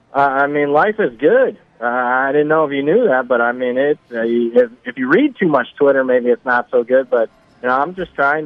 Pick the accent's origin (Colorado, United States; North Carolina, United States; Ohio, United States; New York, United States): Ohio, United States; my neck of the woods where I grew up in the Ohio area.